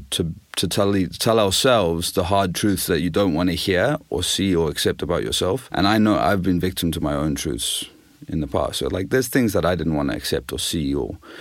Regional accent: Zimbabwe; moved away; I grew up in Zimbabwe and I grew up on the Zambezi River

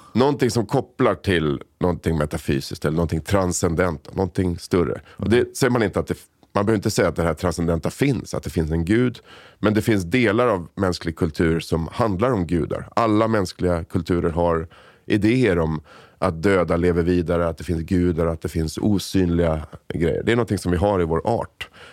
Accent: Sollentuna, Stockholm County, Sweden; also born or lived in Solna; föddes i Solna, växte upp i Sollentuna. Så jag är liksom helt svensk, uppväxt i Sverige.

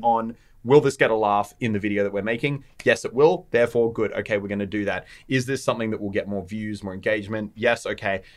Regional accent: Australia; We are Australian

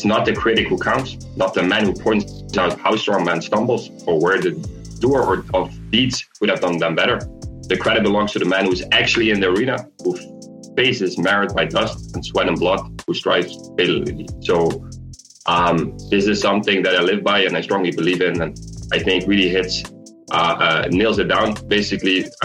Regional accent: Maastricht, Limburg, Netherlands; moved away as an adult; also born or lived in Tilburg, Netherlands; now in United States; I was born and raised in Maastricht, which obviously is Limburg, but obviously the Dutch part

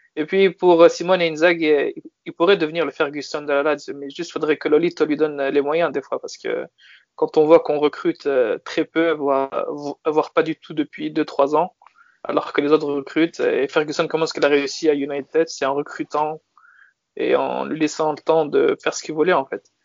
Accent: France; moved away as an adult; also born or lived in Turin, Italy; je suis né en France, puis j'ai vécu en Italie pendant six ans

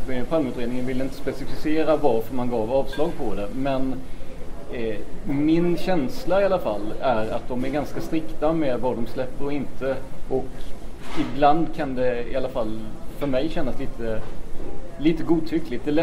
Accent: Blekinge, Sweden; jag är ju ner från Blekinge

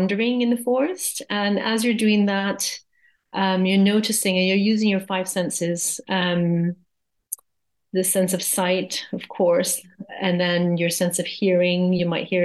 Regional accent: Hawaii, United States; also born or lived in Japan; now in Surrey Hills, United Kingdom; So I am American, originally from Hawaii

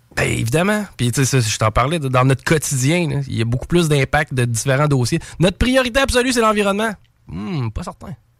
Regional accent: Quebec, Canada; Être Québécois, qu'on parle français

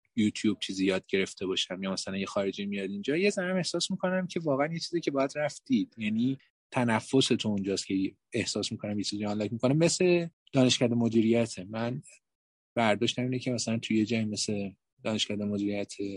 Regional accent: Iran; ما خودمونم که بالاخره در همینجا بزرگ شدیم

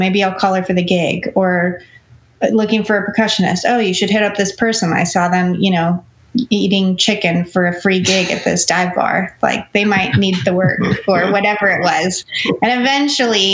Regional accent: Los Angeles, California, United States; I grew up in Los Angeles

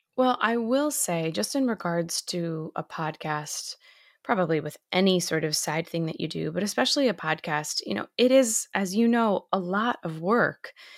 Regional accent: Massachusetts, United States; now in New York City, United States; I'm actually currently from Massachusetts

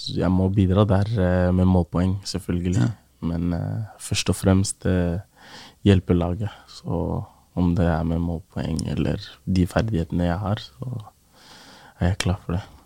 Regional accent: Oslo, Norway; å vokse opp i Groruddalen

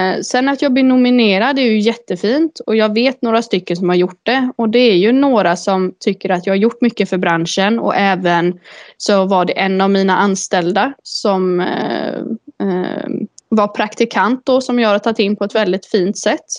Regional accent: Uddevalla, Västra Götaland, Sweden; also born or lived in Lilla Edet; Jag är född och uppvuxen i Uddevalla

